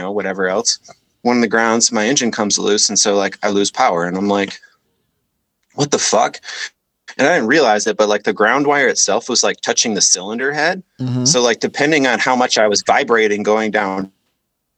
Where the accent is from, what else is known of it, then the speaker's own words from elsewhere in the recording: Detroit, Michigan, United States; also born or lived in Petoskey, Michigan; I was born in Detroit. I grew up in a very like affluent, area on the east side of Detroit